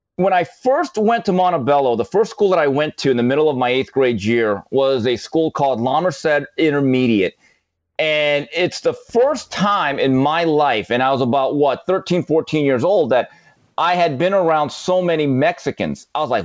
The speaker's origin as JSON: {"language": "English", "region": "Seoul", "country": "South Korea", "tie": "born there", "said": "Yes, let's go all the way back. I was actually born in Seoul, Korea."}